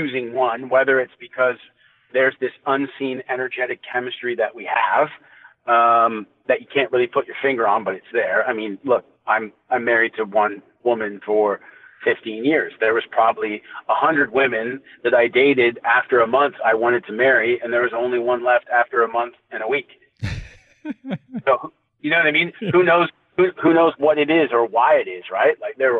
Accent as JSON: {"language": "English", "country": "Canada", "said": "because he's an Indian guy and I'm obviously a Canadian guy."}